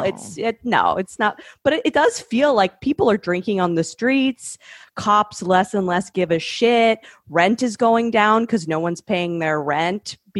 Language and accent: English; Canada; moved away as an adult; now in New York, United States; I grew up in Sheffield. Canada